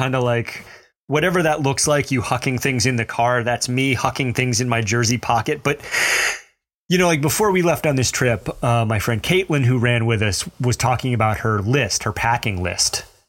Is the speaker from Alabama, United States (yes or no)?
yes; Mobile, Alabama, United States; accent: Southern; I grew up in Mobile, Alabama. I earned that accent